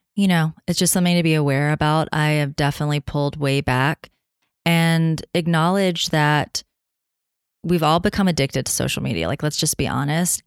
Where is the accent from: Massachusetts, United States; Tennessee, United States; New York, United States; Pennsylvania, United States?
Tennessee, United States; moved away; I'm coming at you from Tennessee, my home state